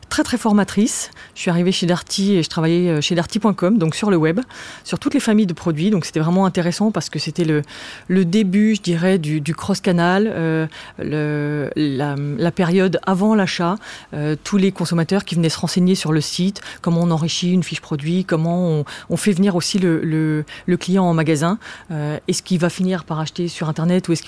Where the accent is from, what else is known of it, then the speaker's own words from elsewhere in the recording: Strasbourg, Grand Est, France; now in Paris, France; moi j'ai grandi, je, suis née à Paris, c'est vrai, mais j'ai grandi à Strasbourg euh, j'avais très envie de, vivre à Paris.